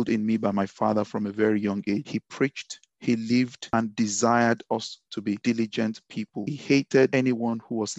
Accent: Ibadan, Oyo, Nigeria; accent: Ibadan; moved away as an adult; also born or lived in Lagos, Nigeria / England; now in United Kingdom; I was born in Ibadan, born and raised in Ibadan. Spent the first 18 years of my life in Ibadan.

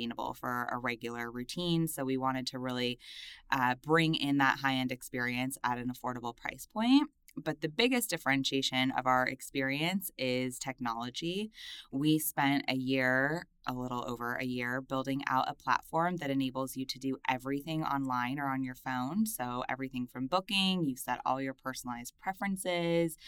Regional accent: Los Angeles, California, United States; I'm from Los Angeles. I grew up in a little suburb outside of the city.

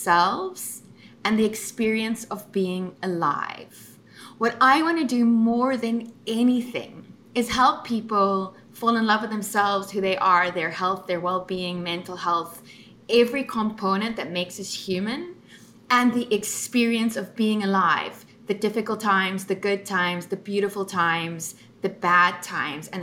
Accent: Cape Town, Western Cape, South Africa; now in United States; I am originally from Cape Town, South Africa

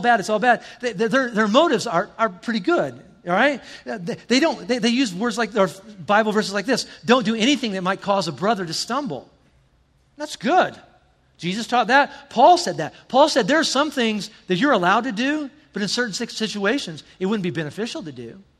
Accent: the South, United States; I'm from the South

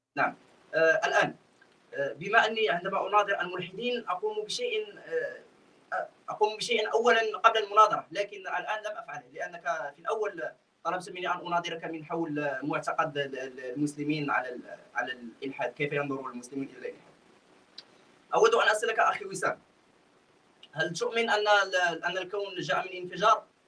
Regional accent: Morocco; انا مغربي

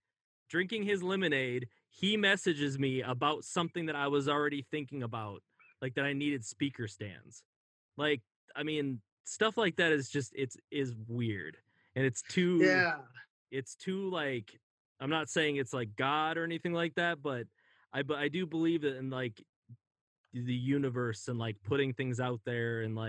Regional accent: California, United States; now in Minnesota, United States; I was mad at my parents for moving me to Minnesota because we're from California. And I was always so nostalgic for California.

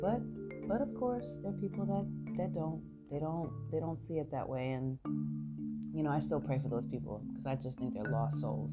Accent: New York City, New York, United States; moved away as an adult; now in San Francisco, United States; I am Brooklyn all day long. Why do I say that? Because I'm from Brooklyn

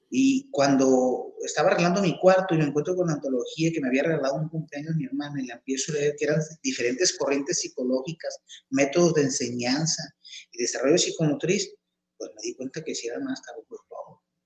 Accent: Chihuahua, Mexico; moved away as an adult; now in Tepic, Mexico; a los ocho años de edad nos cambiamos de entidad. Yo soy de, aquí, de Tepic, Nayarit. Este, me cambié a vivir a la ciudad de Chihuahua.

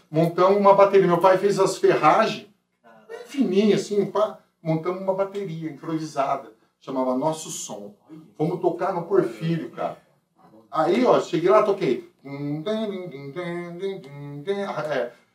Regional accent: Paulínia, São Paulo, Brazil; nascido e criado aqui em Paulínia

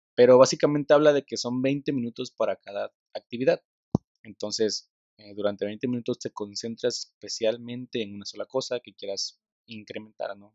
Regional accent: Tabasco, Mexico; la cultura del tabasqueño, soy tabasqueño

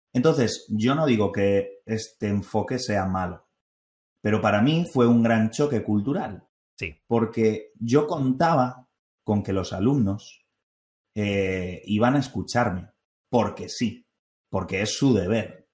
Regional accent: Spain; also born or lived in North Carolina, United States; yo que soy español

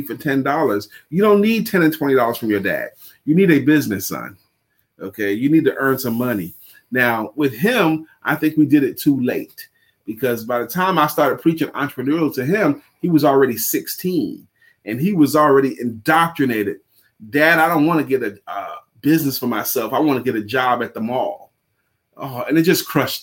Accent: New York City, New York, United States; I'm born and raised in the streets of Brooklyn

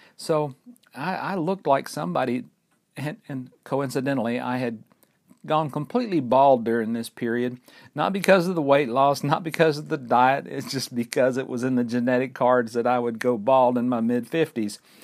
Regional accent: Fort Payne, Alabama, United States; We're recording right here at Lookout Mountain in northeast Alabama in my hometown of Fort Payne.

